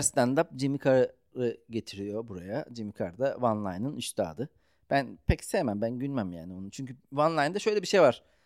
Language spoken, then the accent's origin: Turkish; Ankara, Turkey; Ben Ankaralıyım